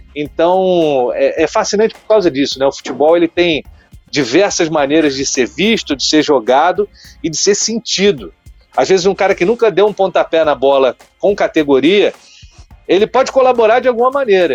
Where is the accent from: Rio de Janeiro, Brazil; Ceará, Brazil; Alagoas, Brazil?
Rio de Janeiro, Brazil; Petrópolis; Serrano, lá de Petrópolis, minha terra